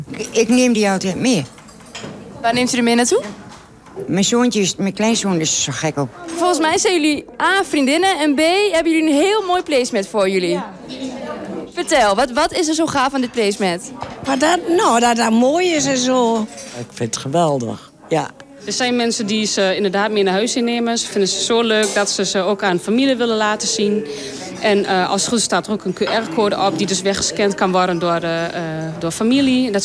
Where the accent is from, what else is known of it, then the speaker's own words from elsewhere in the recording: Enschede, Overijssel, Netherlands; Ja, omdat ik zelf uit Enschede kom. Ik ken heel Enschede.